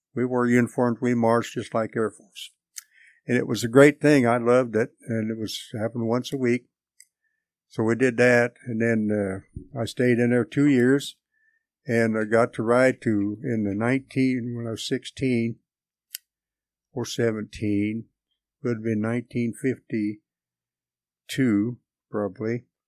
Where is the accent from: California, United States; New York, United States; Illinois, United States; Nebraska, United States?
Nebraska, United States; Hastings; also born or lived in Atchison, Kansas; I grew up in Hastings, Nebraska, going to school